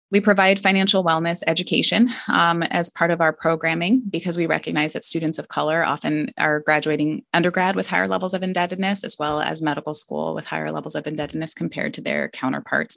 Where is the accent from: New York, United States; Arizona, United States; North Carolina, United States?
Arizona, United States; Scottsdale; moved away as an adult; I grew up in Scottsdale, Arizona